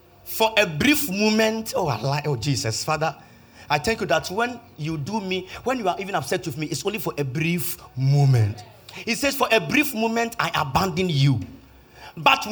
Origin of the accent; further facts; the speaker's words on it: Kumasi, Ashanti, Ghana; I'm from Kumasi